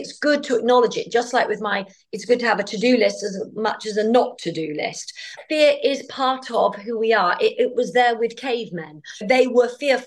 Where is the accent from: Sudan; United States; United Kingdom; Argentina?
United Kingdom; as a Brit